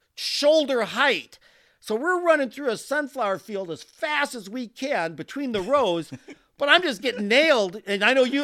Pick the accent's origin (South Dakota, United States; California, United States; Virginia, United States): South Dakota, United States; I'm from South Dakota. We don't grow sunflowers in South Dakota